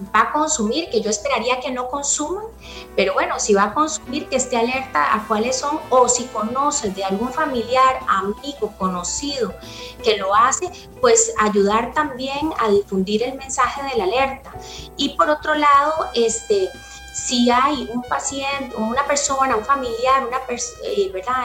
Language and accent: Spanish; Costa Rica; nosotros como población costarricense